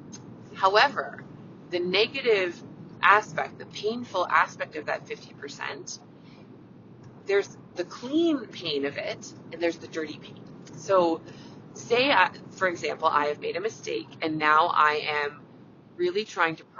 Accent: Canada; I'm a Canadian family physician

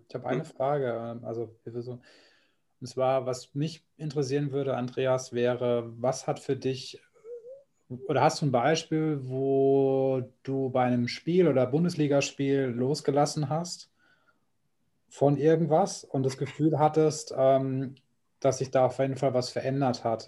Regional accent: Kaiserslautern region, Rhineland-Palatinate, Germany; ich komme ja aus der Region

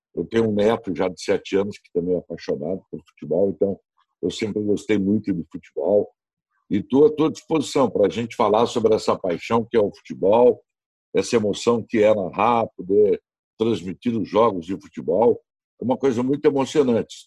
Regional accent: Novo Hamburgo, Rio Grande do Sul, Brazil; moved away as an adult; now in Porto Alegre, Brazil; eu sou da, da, de Novo Hamburgo. Eu comecei na rádio da minha cidade lá

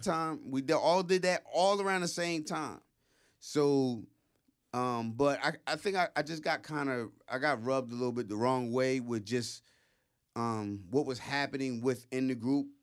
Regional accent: Philadelphia, Pennsylvania, United States; Hunting Park, Logan's, my home. you know, uh, you know, I lived in Logan. I lived, you know, in Hunter

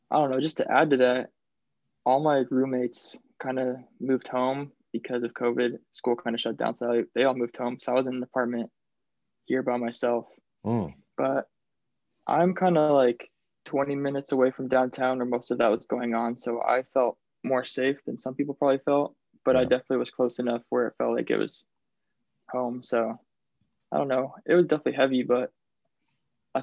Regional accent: Colorado, United States; moved away as an adult; now in Seattle, United States; I grew up in Colorado, and then moving here

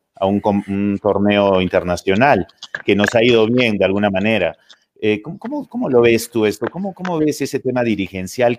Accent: Cusco, Peru; para nosotros como cusqueños

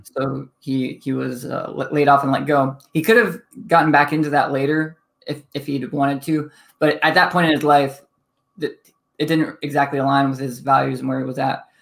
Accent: Toledo, Ohio, United States; also born or lived in Pennsylvania / Midwest; I grew up, uh, Toledo, Ohio

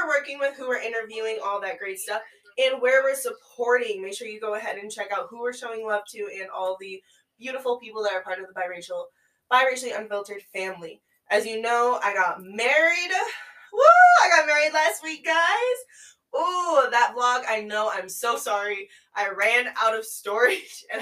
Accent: the Yankee North, Northeast, United States; I am from the Yankee North

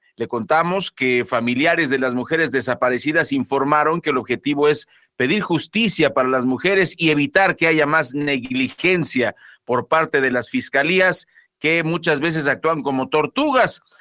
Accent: Mexico; los mexicanos somos los hombres del mañana

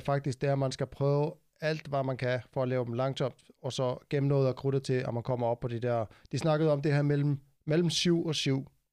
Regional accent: Iceland; now in Denmark; mit hjemland, Island

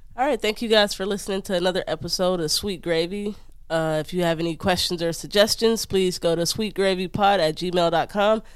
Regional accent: Detroit, Michigan, United States; moved away as an adult; I'm from Detroit

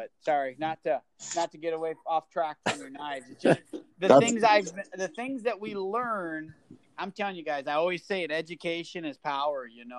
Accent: Michigan, United States; now in Kansas, United States; I'm from Michigan, where we could run feeders. I'm in Kansas, you can run feeders.

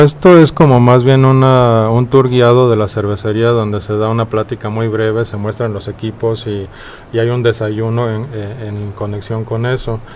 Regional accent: Mexico City, Mexico; accent: chilango; also born or lived in Denmark; nací en Dinamarca, pero crecí en México

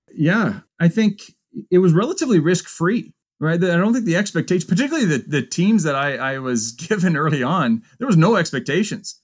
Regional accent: Pembroke, Ontario, Canada; also born or lived in Kingston; practiced in back in my hometown Pembroke for a few years

